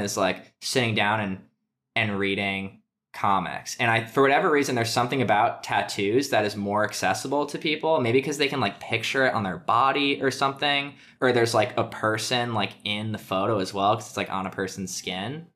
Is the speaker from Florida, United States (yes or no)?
no; Connecticut, United States; moved away as an adult; now in Brooklyn, United States; I'm from Connecticut